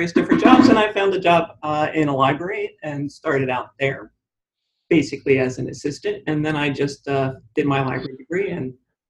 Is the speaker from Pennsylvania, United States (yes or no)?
yes; Delaware County, Pennsylvania, United States; I'm from not from too far away from here. I'm from Delaware County, Pennsylvania. That's where I grew up.